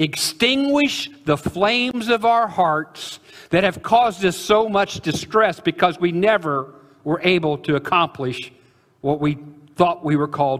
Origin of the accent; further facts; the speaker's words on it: Illinois, United States; I'm from Illinois